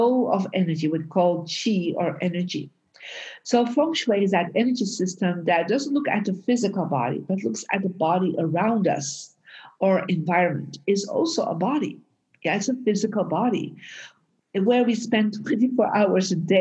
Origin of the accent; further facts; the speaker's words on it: Belgium; now in United States; I was born in Belgium and I moved out of Belgium and moved to America and lived in different countries.